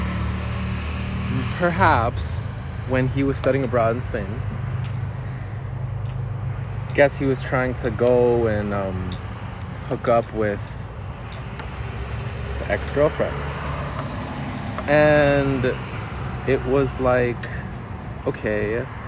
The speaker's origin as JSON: {"language": "English", "town": "Pico Rivera", "region": "California", "country": "United States", "tie": "born or raised there"}